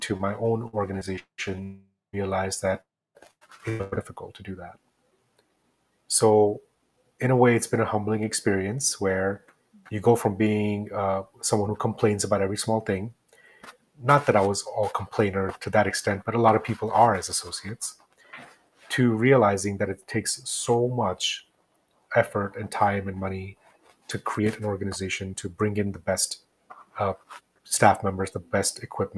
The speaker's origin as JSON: {"language": "English", "region": "New Jersey", "country": "United States", "tie": "born or raised there", "moved": "as an adult", "lives_now": "New Mexico, United States", "said": "I grew up in New Jersey."}